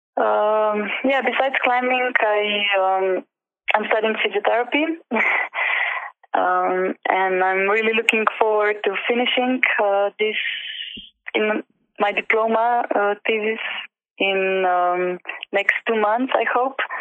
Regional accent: Ljubljana, Slovenia; in Ljubljana, in my hometown

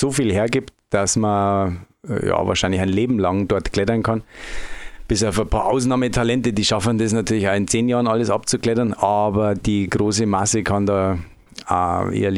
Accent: Bavaria, Germany; Also, wie man es an meiner Aussprache schon hört, ich komme nicht direkt aus dem Frankenjura. Ich komme eigentlich aus Oberbayern.

